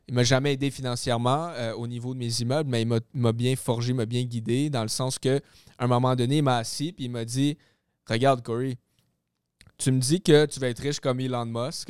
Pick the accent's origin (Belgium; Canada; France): Canada; Gatineau, Quebec; moved away as an adult; now in Laval, Canada; je suis déménagé de ma ville natale, Gatineau, Ottawa, et je suis rendu euh, dans le coin de Laval.